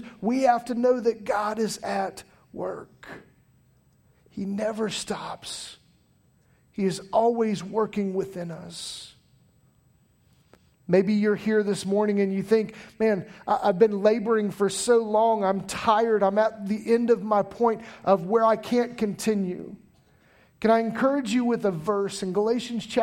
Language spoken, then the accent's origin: English; Taylorville, Illinois, United States; now in Pooler, United States; I grew up in the Midwest, a place called Taylorville, Illinois